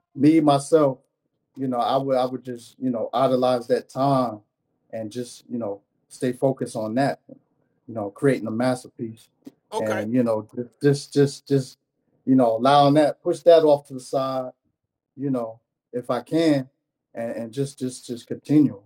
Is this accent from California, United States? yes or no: no; New York City, New York, United States; originally from Brooklyn, New York